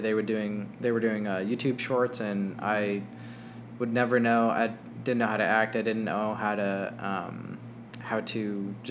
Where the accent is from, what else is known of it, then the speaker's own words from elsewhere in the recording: Albuquerque, New Mexico, United States; now in Phoenix, United States; I was born in Albuquerque, New Mexico